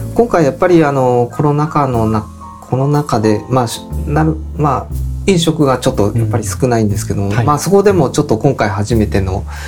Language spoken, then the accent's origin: Japanese; Fujisawa, Kanagawa, Japan; also born or lived in Zushi; もともと自分は藤沢の人間が